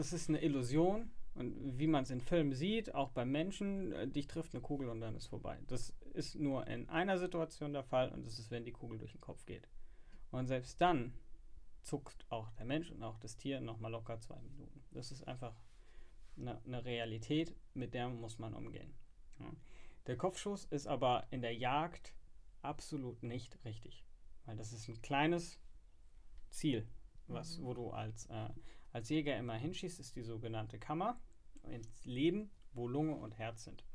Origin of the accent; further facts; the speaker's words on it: Frankfurt, Hesse, Germany; als äh, Frankfurter arbeitet man in der Finanz- und Versicherungsbranche